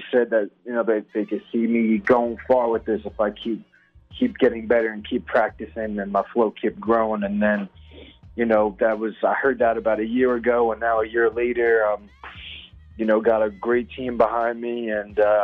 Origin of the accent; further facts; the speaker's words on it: Long Island, New York, United States; moved away as an adult; now in Atlanta, United States; I'm actually from Long Island, so I'm literally right in the middle of that big old island